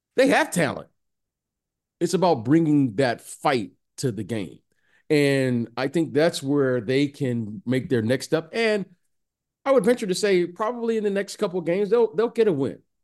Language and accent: English; Detroit, Michigan, United States; I'm from Detroit